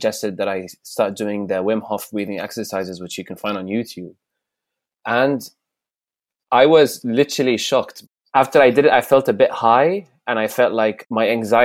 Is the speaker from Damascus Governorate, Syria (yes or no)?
yes; Damascus, Damascus Governorate, Syria; English is a second language; also born or lived in Riyadh, Saudi Arabia; now in United Kingdom; my childhood was split between Saudi and Syria, between Riyadh and Damascus.